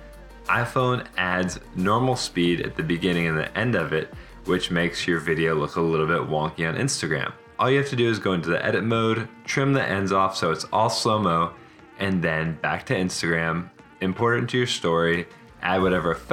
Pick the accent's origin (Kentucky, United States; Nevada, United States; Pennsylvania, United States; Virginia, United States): Virginia, United States; moved away as an adult; also born or lived in Alabama / Italy / Miami / Fort Lauderdale; now in Seattle, United States; I grew up in Virginia